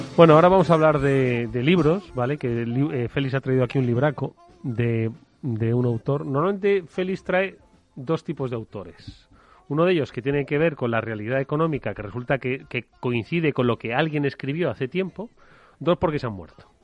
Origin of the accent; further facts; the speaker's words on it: Extremadura, Spain; mi pueblo, Extremadura.